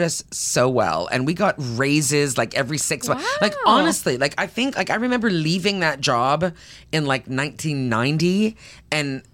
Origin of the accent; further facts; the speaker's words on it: Tillsonburg, Ontario, Canada; moved away; I am Canadian, and I grew up in a small town in southern Ontario.